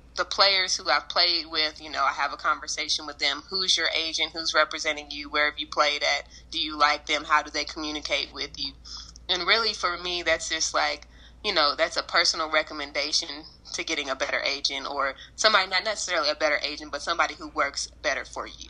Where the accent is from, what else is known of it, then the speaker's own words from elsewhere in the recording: Lexington, Kentucky, United States; also born or lived in United Kingdom; I'm a Lexington, Kentucky native. I moved here when I was in the sixth grade, so this is pretty much my home base